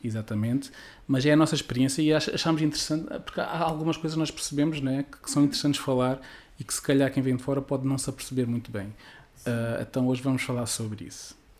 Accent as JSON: {"language": "Portuguese", "region": "Algarve", "country": "Portugal", "said": "eu fiz a universidade cá no Algarve"}